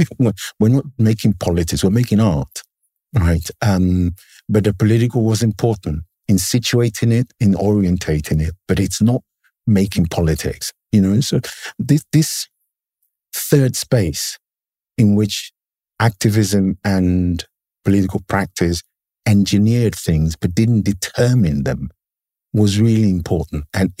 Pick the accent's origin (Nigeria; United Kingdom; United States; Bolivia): United Kingdom; England; You know, growing up in England in the 70s had very specific historical resonances. One of which was that I was part of the first generation of people who were basically born in the country.